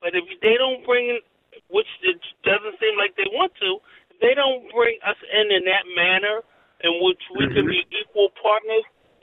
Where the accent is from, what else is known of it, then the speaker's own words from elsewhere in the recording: Philadelphia, Pennsylvania, United States; and I'm from Philly. I'm from North Philly